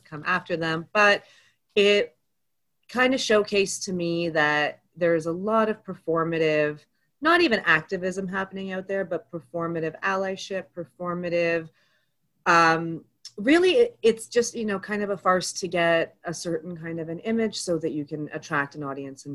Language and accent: English; Toronto, Ontario, Canada; also born or lived in Egypt (ancestry); I was born to Egyptian immigrant parents here in Canada. I grew up mostly in Scarborough